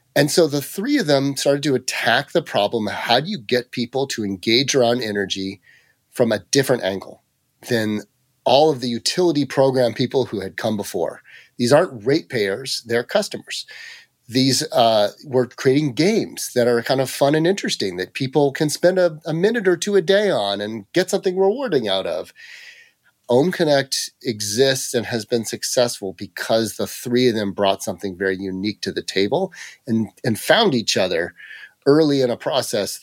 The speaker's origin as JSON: {"language": "English", "area": "Mariposa County", "region": "rural California", "country": "United States", "tie": "born or raised there", "said": "I grew up in, uh, the middle of nowhere in rural California, just outside of Yosemite National Park up in the Sierra Nevada, uh, mountains"}